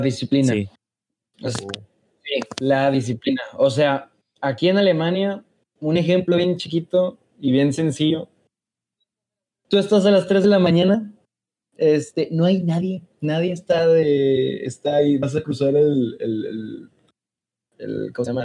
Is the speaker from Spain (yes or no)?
no; Mexico; moved away as an adult; now in Germany; como somos los mexicanos